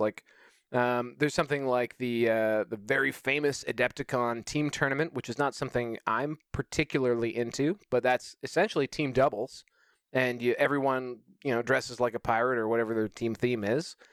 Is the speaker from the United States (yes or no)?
no; Canada; as a Canadian